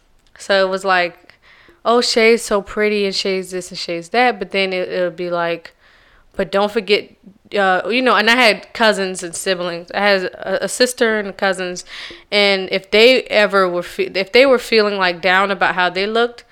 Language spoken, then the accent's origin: English; Charleston, South Carolina, United States; Oh, I'm from Charleston, South Carolina. And Charleston, South Carolina is a little different because it's not like a regular South Carolina accent